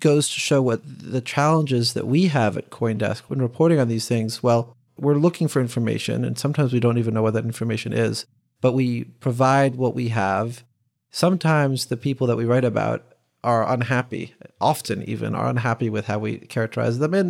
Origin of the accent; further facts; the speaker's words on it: United States; as an American